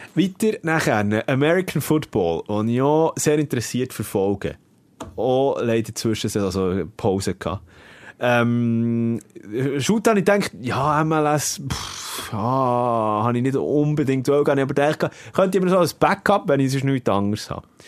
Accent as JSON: {"language": "German", "country": "Switzerland", "said": "wir Schweizer"}